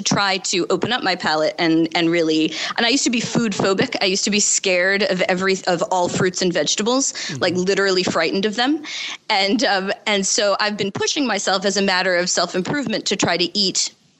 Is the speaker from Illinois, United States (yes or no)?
no; Buffalo, New York, United States; You know, I grew up in Buffalo.